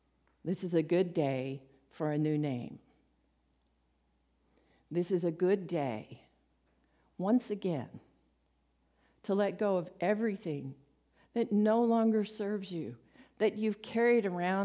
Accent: Midland, United States; from Midland, so.

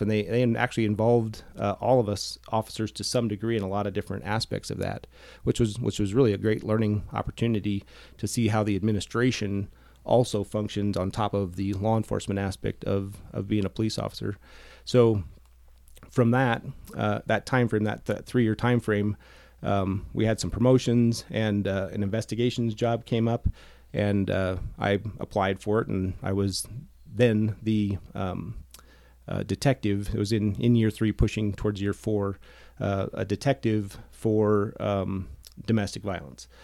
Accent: Sheridan, Wyoming, United States; I grew up here in Sheridan. Uh, went to Sheridan High School

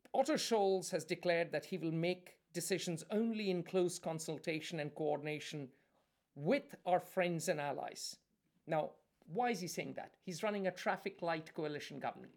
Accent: India; I, I'm Indian

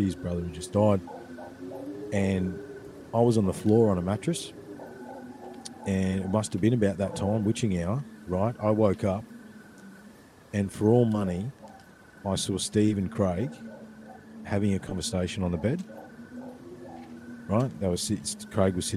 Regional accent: Ballarat, Victoria, Australia; there was a track that used to run beside the creek where I grew up in Brown Hill

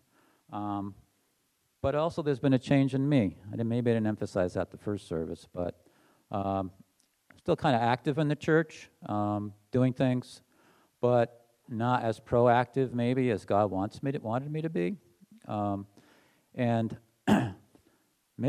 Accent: New Hampshire, United States; also born or lived in Massachusetts; I moved from Massachusetts to New Hampshire when I was 8 years old

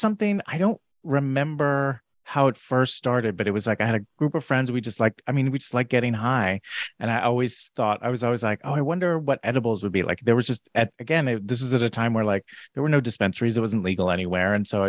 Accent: New Jersey, United States; moved away as an adult; also born or lived in New York City; I'm from New Jersey. So it was always just like, and then I'll move to New York City

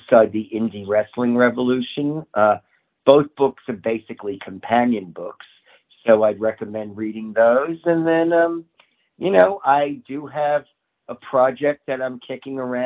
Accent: New York City, New York, United States; also born or lived in Bronx; I was born in the Bronx, but raised in Queens, very close to Shea Stadium

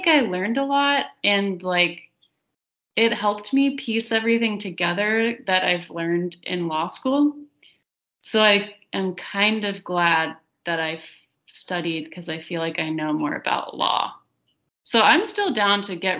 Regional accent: the South, United States; accent: Southern; my Southern accent

